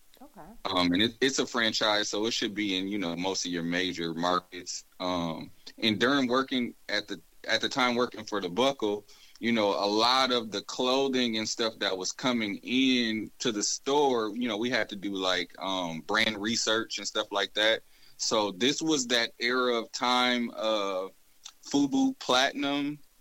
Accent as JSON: {"language": "English", "town": "Grand Rapids", "region": "Michigan", "country": "United States", "tie": "born or raised there", "said": "I'm originally from Grand Rapids. I grew up there. My family moved there from Mississippi."}